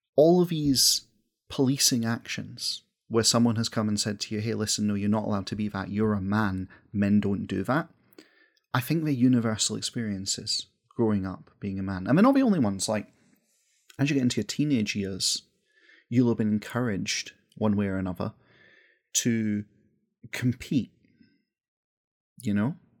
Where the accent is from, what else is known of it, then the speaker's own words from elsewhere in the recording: west coast of Scotland, United Kingdom; accent: Scottish; As someone from the west coast of Scotland